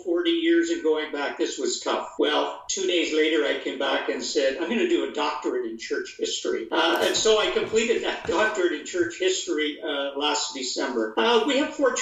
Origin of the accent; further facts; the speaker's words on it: Perth, Ontario, Canada; moved away as an adult; also born or lived in Kingston, Ontario; now in Guelph, Canada; I was born in Perth, Ontario, a little town of 6,000 people in eastern Ontario, about an hour west of Ottawa, the capital